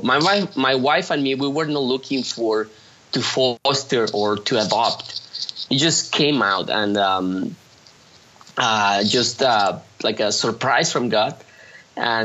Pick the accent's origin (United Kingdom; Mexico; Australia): Mexico; Mexico City; now in Monterrey, Mexico; I'm from Mexico City, but I grew up in Mexico City